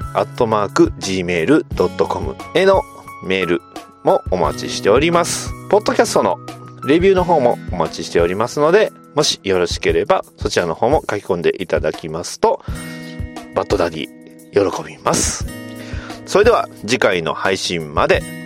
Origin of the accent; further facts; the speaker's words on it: Kansai, Japan; accent: Kansai dialect; 関西弁出ま出ました